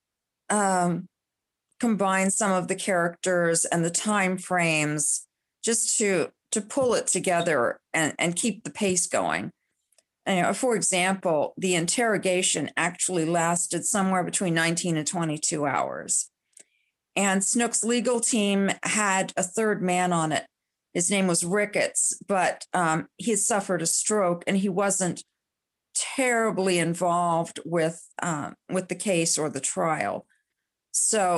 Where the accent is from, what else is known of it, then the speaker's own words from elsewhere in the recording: Columbus, Ohio, United States; I grew up in Columbus